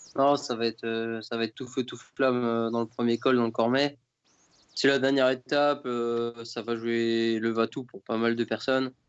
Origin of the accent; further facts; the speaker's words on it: France; en tant que Français